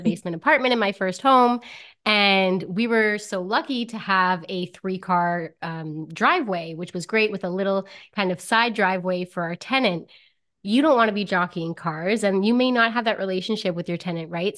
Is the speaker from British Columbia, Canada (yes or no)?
no; Timmins, Ontario, Canada; I'm from Timmins, Ontario